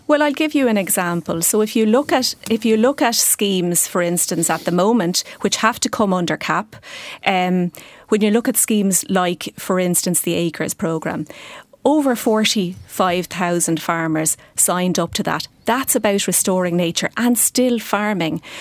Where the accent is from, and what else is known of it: Ireland